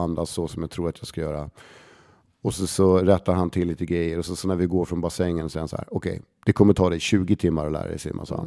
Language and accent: Swedish; Stockholm, Stockholm County, Sweden; Lisas Café på Södermalm, där jag är liksom uppväxt